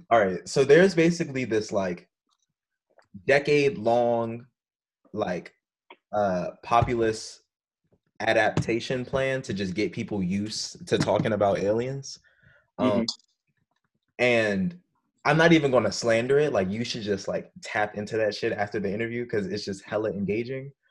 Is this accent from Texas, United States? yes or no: no; Maryland, United States; moved away as an adult; also born or lived in Washington, District of Columbia, United States; now in Chicago, United States; We're all from the East Coast. Esteban, you're from New York. Xavier from DC. I'm from Maryland. Went to school in DC.